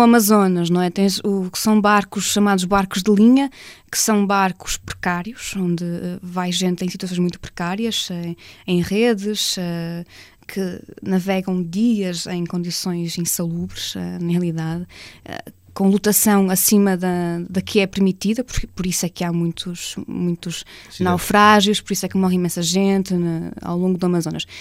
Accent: Portugal; moved away as an adult; now in Brazil; sendo portuguesa, jornalista no Brasil

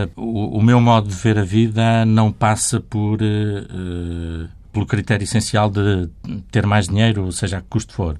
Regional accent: Portugal; Como nasci em Portugal, fui educado na tradição católica

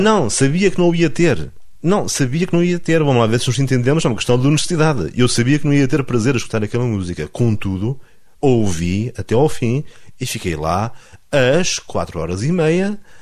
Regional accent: Alvites, Norte, Portugal; eu sou transmontano e sou pedra dura

